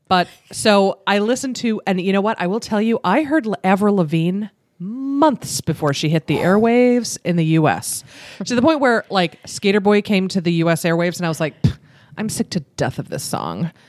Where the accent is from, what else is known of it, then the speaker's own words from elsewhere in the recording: Buffalo, New York, United States; we are Buffalonians are sometimes considered Canada light because we are so close to Canada